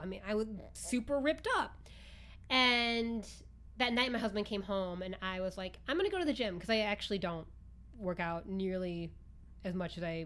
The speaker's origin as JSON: {"language": "English", "region": "Midwest", "country": "United States", "also_born_or_lived": "New York City", "moved": "yes", "said": "I'm from the Midwest"}